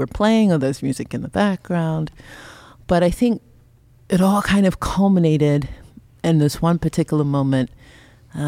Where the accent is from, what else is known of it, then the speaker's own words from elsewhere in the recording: Long Island, New York, United States; moved away as an adult; now in Sonoma County, United States; the home that we grew up in Long Island.